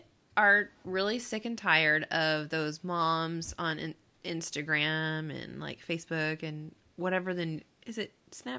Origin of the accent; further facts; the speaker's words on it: Austin, Texas, United States; moved away; also born or lived in California; I'm from Texas, Austin specifically, and I'm a mom of a 2-year-old named Penny.